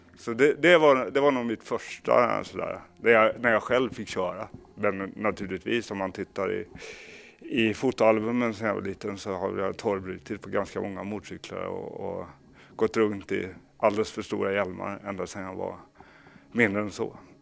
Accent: Kalmar, Kalmar County, Sweden; så växte jag upp i Kalmar

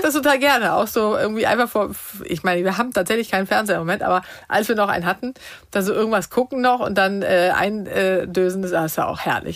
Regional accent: Sweden; moved away; wir kommen ja aus Schweden ursprünglich

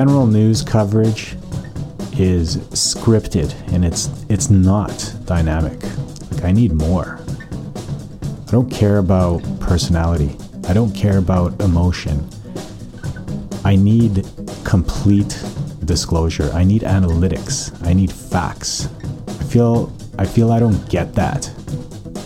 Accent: Calgary, Alberta, Canada; now in North Vancouver, Canada; born and raised in Calgary

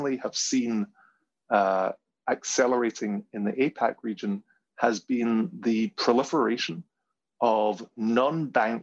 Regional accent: Glasgow, Scotland, United Kingdom; my hometown in Glasgow

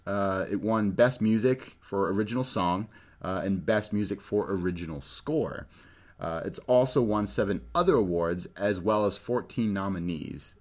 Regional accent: California, United States; I'm from California

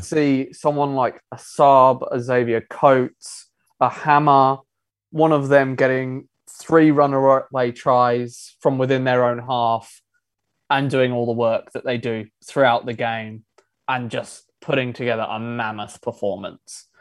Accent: Sydney, New South Wales, Australia; also born or lived in England; Yes, I'm originally from England, but I've grown up on the northern beaches.

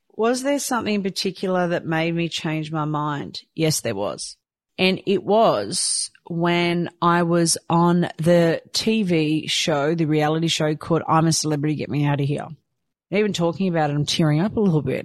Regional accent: Croatia; moved away; I was born in Croatia

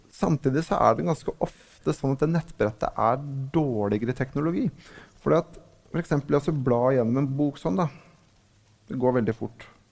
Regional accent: Lillehammer, Innlandet, Norway; lokalavisa hjemme på Lillehammer

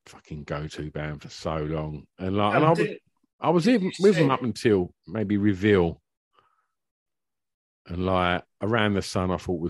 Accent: Basildon, East of England, United Kingdom; He was like, where are you from? I was like, Basildon.

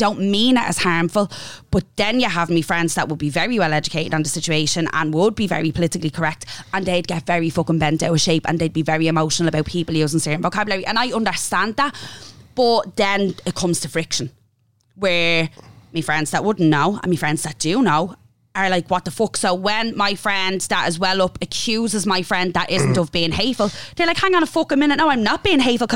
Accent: Dublin, Leinster, Ireland; I grew up in Finglas.

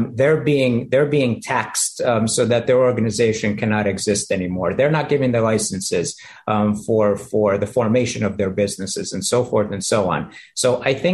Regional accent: United States; we as average American citizens

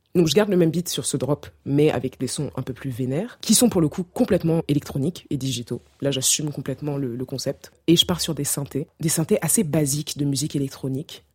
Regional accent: Cameroon; en grandissant au Cameroun

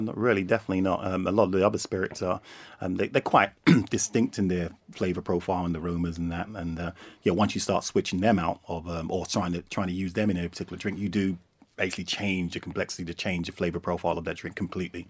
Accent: Jamaica; as a Jamaican

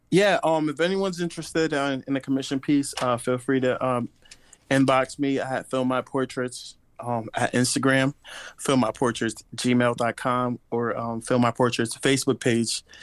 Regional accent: Bridgeport, Connecticut, United States; now in Tampa, United States; I was raised in Bridgeport, Connecticut

